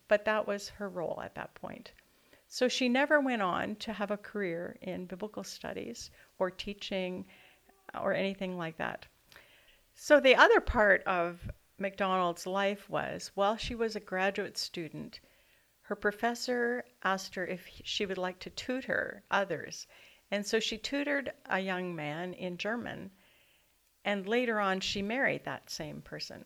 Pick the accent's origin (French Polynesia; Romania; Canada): Canada; for me as a Canadian woman